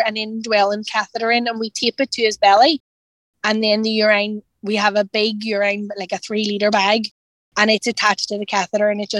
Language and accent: English; Northern Ireland, United Kingdom; we're from Northern Ireland